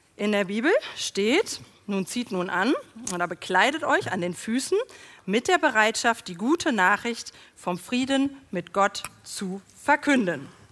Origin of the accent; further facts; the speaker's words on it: Germany; wir das als Deutsche